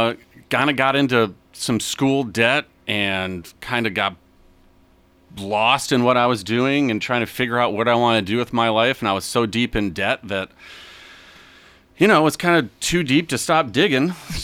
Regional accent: Detroit, Michigan, United States; moved away; born and raised in South Detroit.

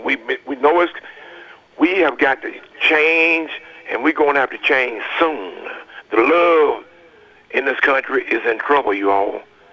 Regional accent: United States; as American

